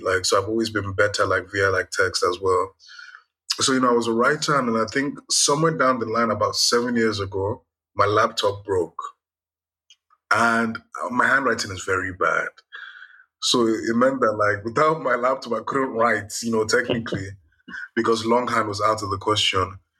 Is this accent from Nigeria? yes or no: yes; Nigeria; I'm Nigerian